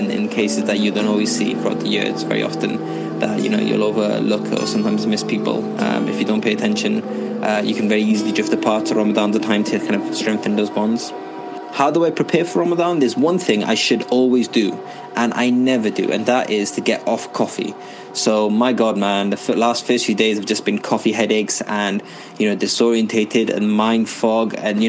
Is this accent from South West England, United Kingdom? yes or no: no; Wales, United Kingdom; I'm from Wales in the United Kingdom.